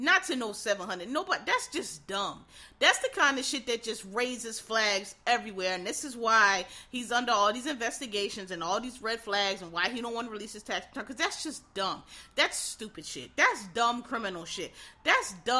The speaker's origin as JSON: {"language": "English", "town": "Philadelphia", "region": "Pennsylvania", "country": "United States", "also_born_or_lived": "Maryland / Washington, D.C.", "moved": "as an adult", "said": "I'm from Philadelphia, which actually is still, to this day, a pretty cheap area."}